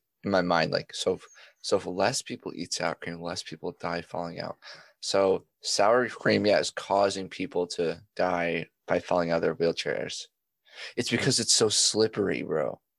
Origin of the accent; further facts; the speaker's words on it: Australia; As an Australian, I think that's preposterous.